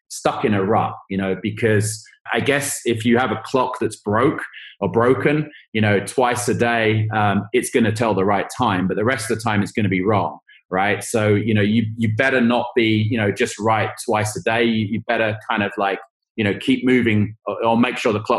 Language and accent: English; England, United Kingdom; moved away; I'm from England